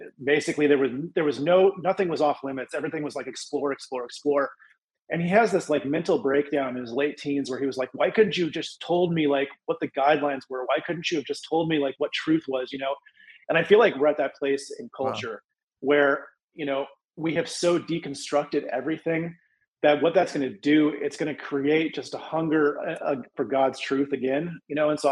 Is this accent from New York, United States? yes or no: no; Colorado, United States; moved away as an adult; also born or lived in Israel; now in Tennessee, United States; I'm from Colorado, currently residing in Tennessee. I grew up out west